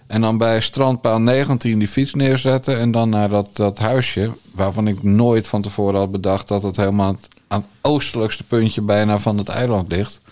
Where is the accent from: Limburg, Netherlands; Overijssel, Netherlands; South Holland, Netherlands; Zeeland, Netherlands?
South Holland, Netherlands; Bergambacht; also born or lived in Rotterdam; Rotterdam geboren en ik ben in de Krimpende Waard getogen.